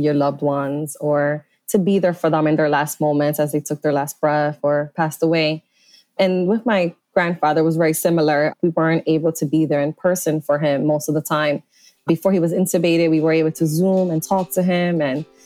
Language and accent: English; Philadelphia, Pennsylvania, United States; I grew up around Temple and this is my community here in Philadelphia